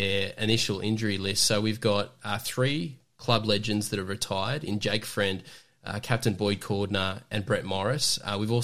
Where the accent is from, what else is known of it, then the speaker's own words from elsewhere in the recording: Newcastle, New South Wales, Australia; I'm from Newcastle